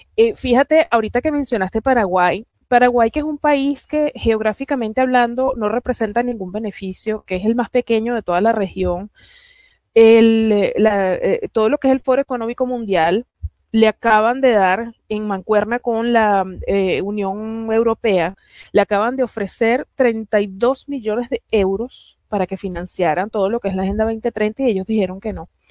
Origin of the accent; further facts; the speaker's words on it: Puerto Rico; now in Caracas, Venezuela; nací en Caracas, criada en Puerto Rico, orgullosamente